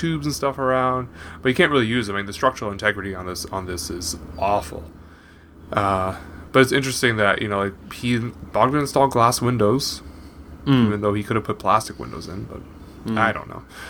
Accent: Canada; I'm a Canadian. I was born in Canada.

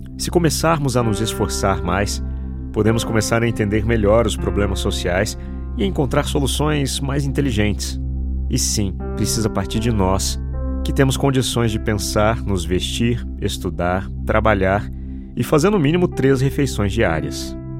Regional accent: São José dos Campos, São Paulo, Brazil; Eu nasci num bairro simples em São José dos Campos, São Paulo

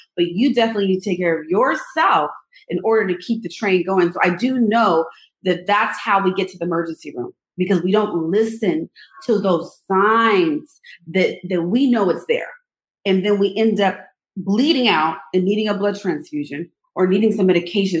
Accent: Los Angeles, California, United States; moved away as an adult; also born or lived in East Coast; I'm from Los Angeles. I had to move to the East Coast.

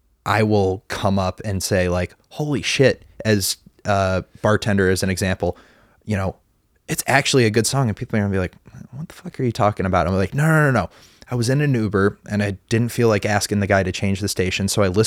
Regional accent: Chicago, Illinois, United States; I'm from Chicago.

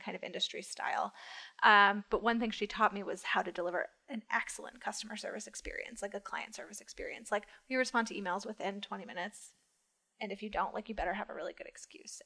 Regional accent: Rochester, New York, United States; moved away as an adult; also born or lived in Washington, D.C.; now in New York City, United States; I'm from Rochester, Western

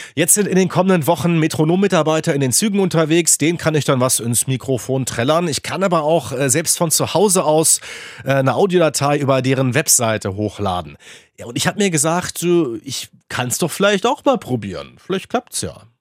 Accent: Hanover, Lower Saxony, Germany; Also ich bin ja gebürtiger Hannoveraner.

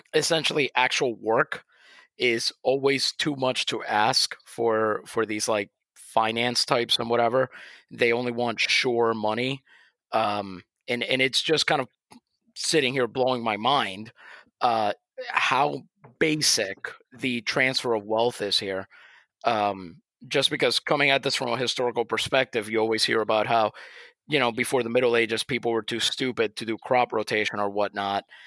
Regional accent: Puerto Rico; I'm from Puerto Rico

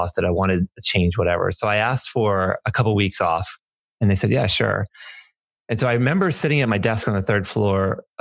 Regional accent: New Orleans, Louisiana, United States; now in Delaware, United States; I'm from New Orleans. My parents lived in Louisiana

